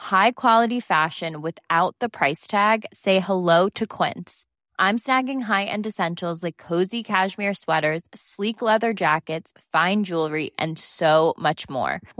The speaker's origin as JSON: {"language": "French", "town": "Sartène", "region": "Corsica", "country": "France", "said": "j'ai ma famille qui est de Corse et je dis, mais vous savez, moi, je suis de Sartène."}